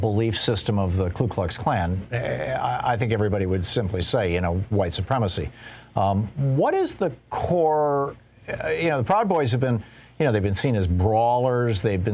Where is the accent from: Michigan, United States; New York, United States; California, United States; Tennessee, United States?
Michigan, United States; Lansing; I grew up in Lansing, Michigan